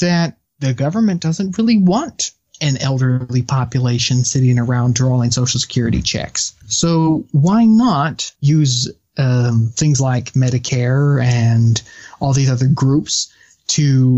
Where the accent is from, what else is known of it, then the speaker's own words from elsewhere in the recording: United States; as an American